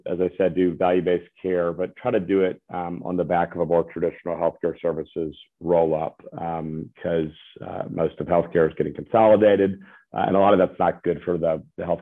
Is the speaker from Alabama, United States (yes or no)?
yes; Birmingham, Alabama, United States; now in Nashville, United States; I'm from Birmingham, Alabama